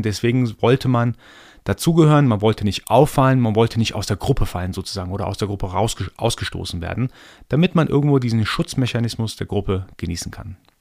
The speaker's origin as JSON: {"language": "German", "country": "Iran", "tie": "born or raised there", "moved": "yes", "lives_now": "Germany", "said": "Ich bin ja gebürtiger Iraner, komme also aus dem Orient sozusagen"}